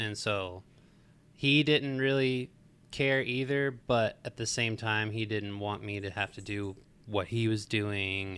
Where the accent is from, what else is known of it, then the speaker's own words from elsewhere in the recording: Marietta, Georgia, United States; I grew up in Marietta, Georgia